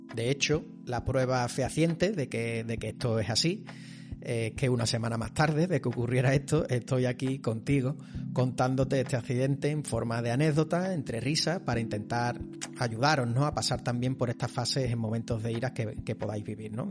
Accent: Seville, Andalusia, Spain; yo soy de Sevilla

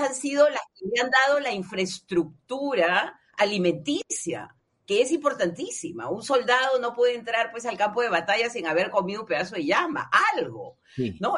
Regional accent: La Punta, Callao, Peru; ni yo dejo de ser de la punta, pero somos peruanos

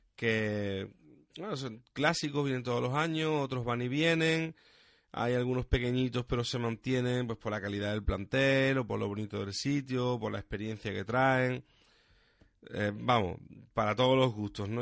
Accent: Huelva, Andalusia, Spain; Yo, por ejemplo, soy de Huelva

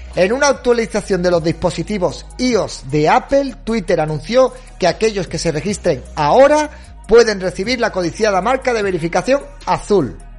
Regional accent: León, Castile and León, Spain; yo soy de León, eso es el sur para mí

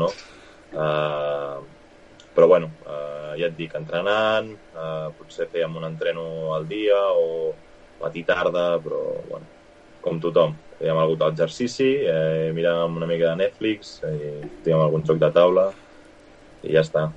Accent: Vilanova i la Geltrú, Catalonia, Spain; Jo soc de Vilanova

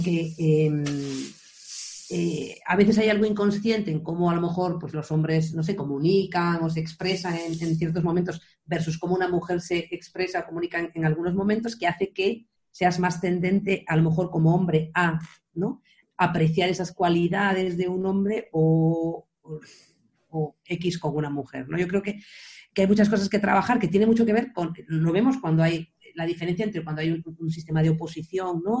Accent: Areas beach, Galicia, Spain; la playa de Areas, que es la playa donde yo crecí

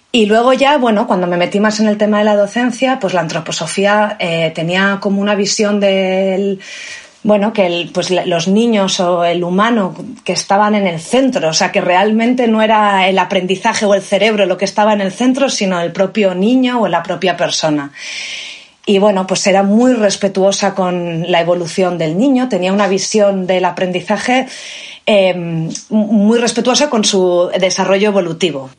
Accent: Valladolid, Castile and León, Spain; also born or lived in Barcelona / South Africa; now in Cantabria, Spain; nací en Valladolid.

